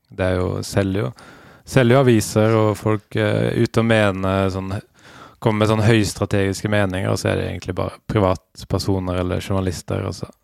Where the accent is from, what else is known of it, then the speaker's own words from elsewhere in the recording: Western Norway, Norway; now in Oslo, Norway; jeg kommer fra Vestlandet